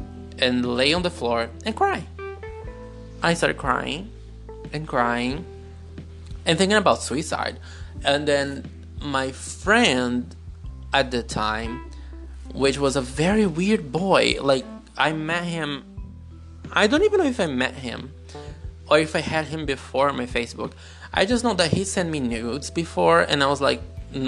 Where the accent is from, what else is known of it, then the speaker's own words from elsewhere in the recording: Brazil; English is a second language; also born or lived in United Kingdom; I'm Brazilian.